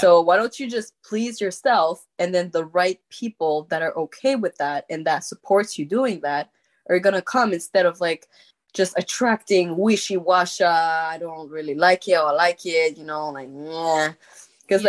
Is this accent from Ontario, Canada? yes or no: no; Quebec, Canada; accent: French; first language French; English is a second language; I had like this huge accent in English because like my first language is French